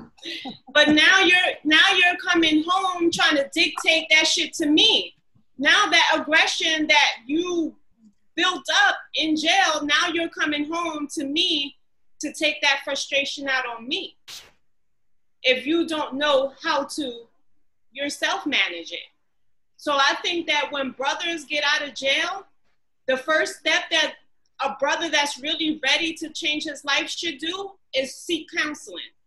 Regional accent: Newark, New Jersey, United States; I grew up in Newark

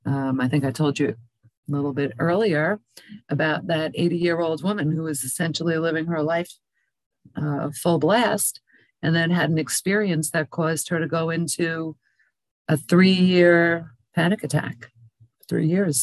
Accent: New York, United States; moved away; also born or lived in Pinellas County, Florida; I come from New York originally

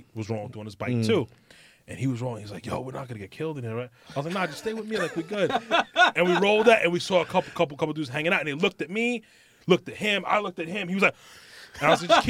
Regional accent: Coram, New York, United States; also born or lived in Patchogue; I grew up in Quorum

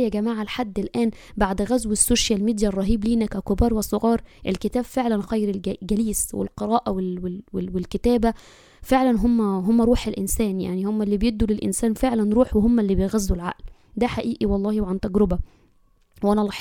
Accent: Egypt; أنا مصرية عمري 34 سنة أم البنوتين ربنا يبارك فيهم واحدة 10 سنوات واحدة 6 سنوات

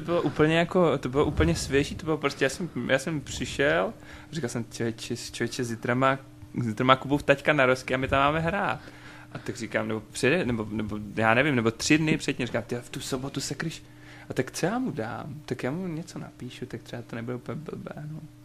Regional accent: Luhačovice, Zlín Region, Czechia; u nás v Luhačovicích

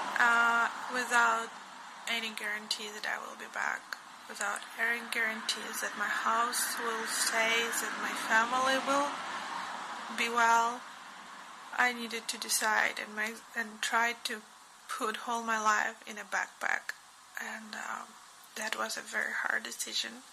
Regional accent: Kyiv, Ukraine; moved away as an adult; now in Budapest, Hungary; I'm from Kiev, Ukraine

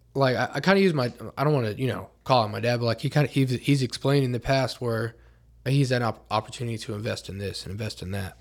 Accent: Oklahoma, United States; I was born in Oklahoma

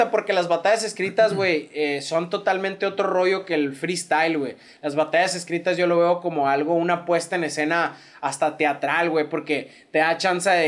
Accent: Hermosillo, Sonora, Mexico; yo la neta, siendo hermosillense, sonorense, no soy de escuchar tanto corridos.

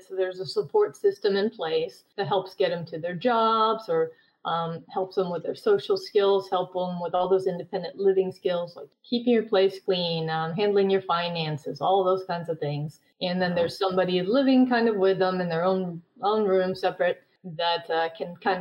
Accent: Sweden; moved away; I'm originally from Sweden.

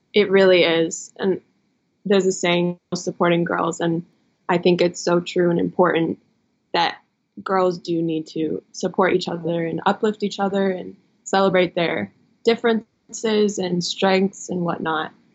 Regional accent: Midwest, United States; We're both from the Midwest

